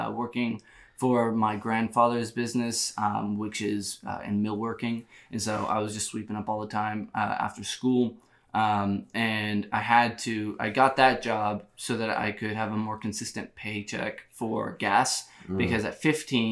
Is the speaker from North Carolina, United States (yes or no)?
no; Bethany, Oklahoma, United States; I'm from Oklahoma. I'm from a small town called Bethany, Oklahoma.